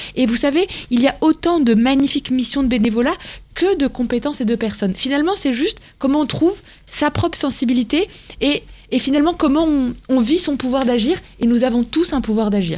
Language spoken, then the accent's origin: French; Morocco; now in France; moi j'ai grandi au Maroc